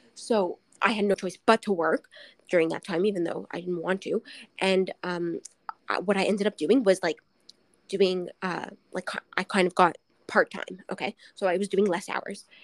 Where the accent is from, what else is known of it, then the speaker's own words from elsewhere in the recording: Montreal, Quebec, Canada; I grew up in Montreal